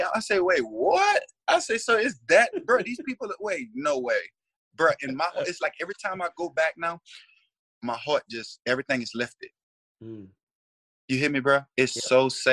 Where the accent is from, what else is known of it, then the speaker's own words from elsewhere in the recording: United States; moved away as an adult; now in Canada; oh, you from the States? I'm like, yeah